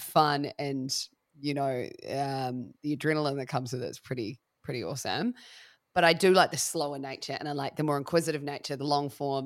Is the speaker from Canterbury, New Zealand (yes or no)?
yes; Christchurch, Canterbury, New Zealand; also born or lived in Melbourne, Australia; now in Wairarapa, New Zealand; I'm originally from the South Island, from a city called Christchurch